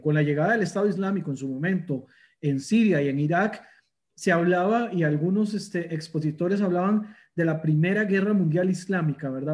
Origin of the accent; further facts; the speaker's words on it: Costa Rica; me gusta mencionarme como orgulloso costarricense